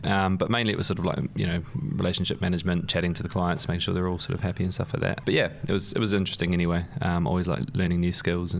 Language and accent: English; New Zealand; moved away; also born or lived in London; I've got an accent. I grew up in New Zealand. So we were born here, and then all of us moved out to New Zealand when I was about four. My dad's Welsh. My mum's Irish. But they met in London